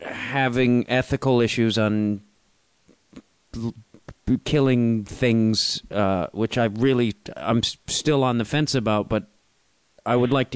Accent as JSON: {"language": "English", "region": "Midwest", "country": "United States", "said": "I come from the Midwest where a salad is healthy"}